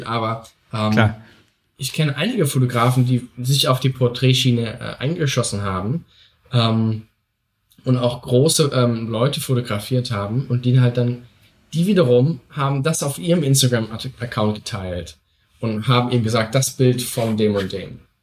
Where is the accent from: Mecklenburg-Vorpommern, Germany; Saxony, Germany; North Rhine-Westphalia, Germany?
Saxony, Germany; ich komme eben aus Sachsen